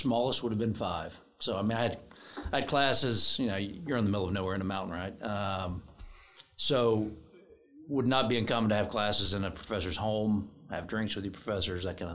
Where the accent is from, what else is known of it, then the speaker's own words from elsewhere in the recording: Taylor, Louisiana, United States; I grew up in Taylor, which there's a fine distinction between the two. So well, Taylor is Bienville Parish, Minden's Webster.